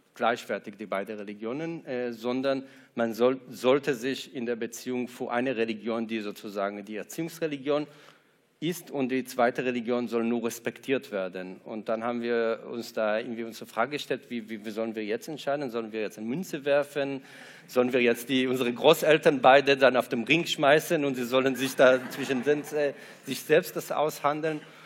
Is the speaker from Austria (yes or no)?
no; Israel; also born or lived in Ramat Gan, Israel; now in Frankfurt, Germany; Ich war drei Nächte in Ramatkan im Krankenhaus, aber sonst war ich, äh, in Kibbutz, äh, bin ich in Kibbutz aufgewachsen